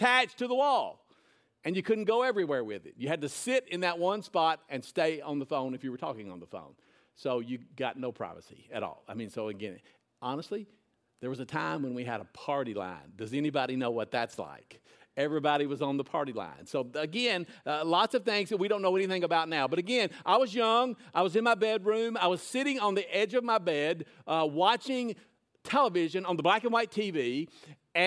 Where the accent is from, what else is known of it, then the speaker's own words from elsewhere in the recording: Nashville, Tennessee, United States; now in Lebanon, United States; I went to Whitsitt Elementary School, which is in Woodbine in Nashville. moved up here when I was in junior high